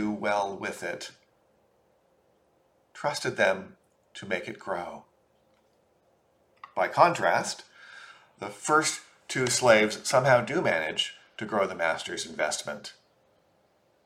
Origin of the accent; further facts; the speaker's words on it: Portland, Oregon, United States; I grew up in Portland, Oregon, and attended St. Michael and All Angels Episcopal Church throughout my childhood